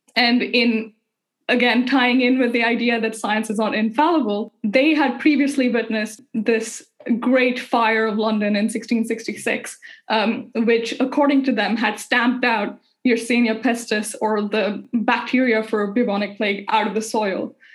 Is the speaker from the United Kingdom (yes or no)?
no; India; moved away; I'm Indian, and m- most of my family is still back home in India